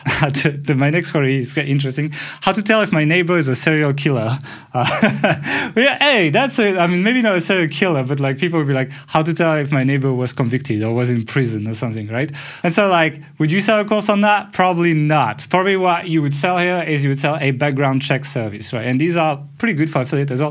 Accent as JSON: {"language": "English", "country": "France", "accent": "French", "second_language": "English", "said": "my horrible French accent"}